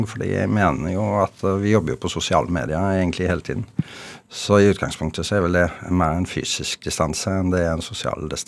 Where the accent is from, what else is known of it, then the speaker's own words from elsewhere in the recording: Norway; som ekte nordmann så har jeg det veldig bra nå, fordi endelig får vi være alene